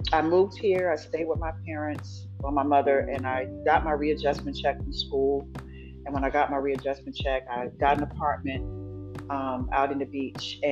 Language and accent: English; New Jersey, United States; moved away as an adult; now in Virginia, United States; I'm from Jersey, we don't talk like that.